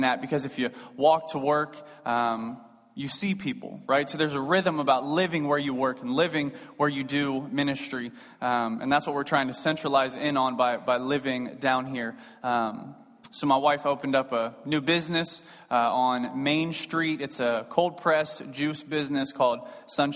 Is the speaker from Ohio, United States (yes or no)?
yes; Cincinnati, Ohio, United States; moved away as an adult; now in Evansville, United States; I'm from Cincinnati